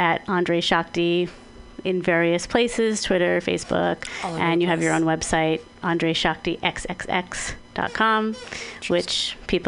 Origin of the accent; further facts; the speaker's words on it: East Coast, United States; now in San Francisco, United States; I'm also from the East Coast